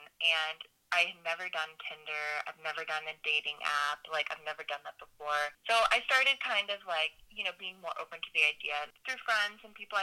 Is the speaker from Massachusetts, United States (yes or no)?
yes; Phillipston, Massachusetts, United States; I grew up in New England. So I'm from Massachusetts, this little town called Phillipston